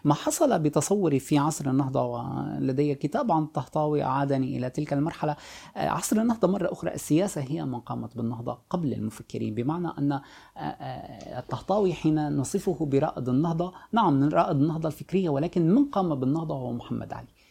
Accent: Sweida, As-Suwayda Governorate, Syria; moved away as an adult; also born or lived in Jaramana; now in France; عشت طفولتي كلها في في الريف في في في اقصى الجنوب السوري

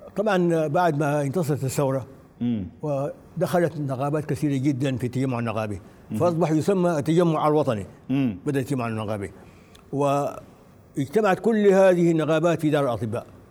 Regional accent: Sudan; نحن في السودان

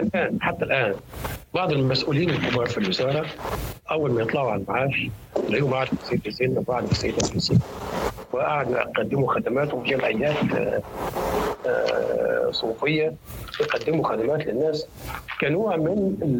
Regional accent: Egypt; عندنا في مصر

